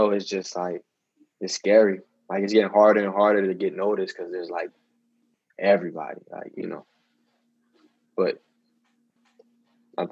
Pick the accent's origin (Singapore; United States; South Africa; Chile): United States; New Orleans, Louisiana; my hometown, New Orleans